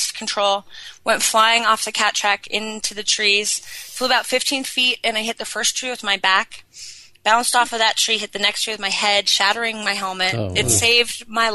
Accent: Sun Valley, Idaho, United States; born or raised there

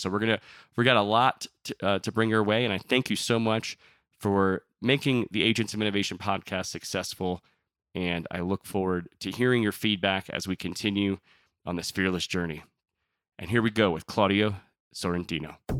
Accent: Miami, Florida, United States; I was born in Miami

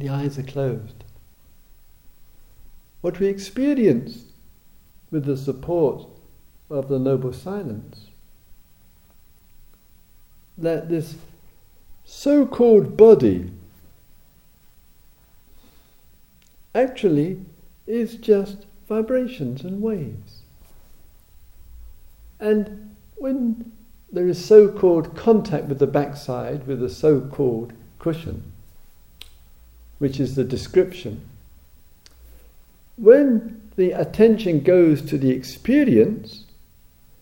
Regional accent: England, United Kingdom; I'm an Englishman, German, etc.

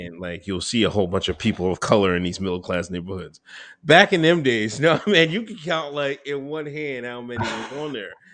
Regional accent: Exton, Pennsylvania, United States; also born or lived in West Chester, Pennsylvania; I grew up in Pennsylvania. Um, majority of the time, little small town, Exton, Pennsylvania.

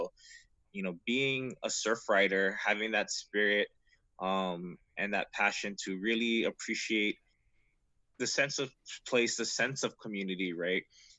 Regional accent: Kailua, Hawaii, United States

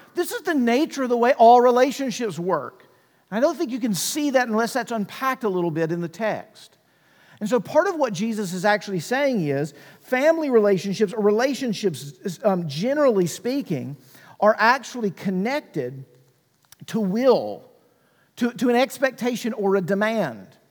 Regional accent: Mississippi, United States; I grew up in Mississippi

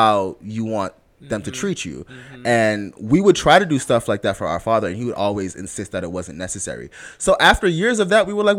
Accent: Jamaica; I'm Jamaican to the core, whereas my aunts used to beat me when I was little.

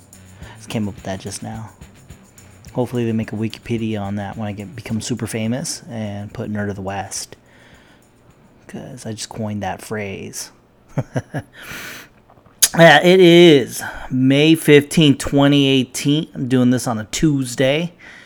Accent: Philippines; Made chicken adobo because I'm Filipino.

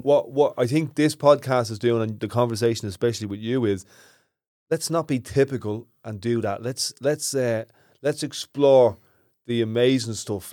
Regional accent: Ireland; We're all Irish

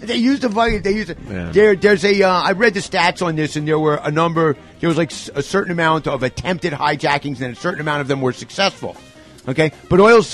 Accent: New York, United States; I'm a New Yorker

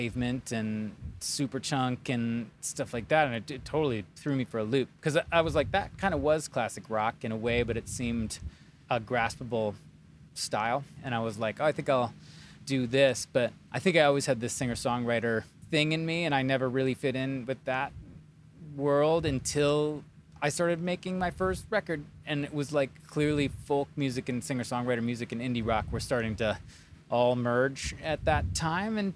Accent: near Chicago, Illinois, United States; also born or lived in Wisconsin; Actually born in Wisconsin. I'm a little bit of like moved around, but I mostly grew up near Chicago and then moved into the city of Chicago

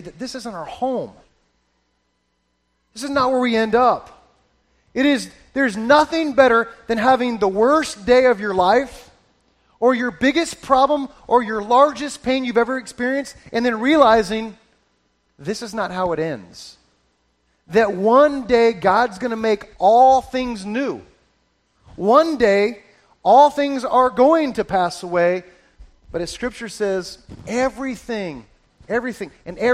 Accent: Florida, United States; moved away as an adult; now in Georgia, United States; I grew up in Florida

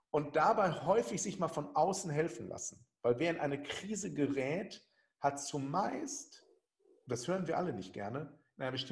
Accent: North Rhine-Westphalia, Germany; Ich komme aus dem Ruhrgebiet. Ich habe auf Aschenplätzen noch Verteidiger gespielt.

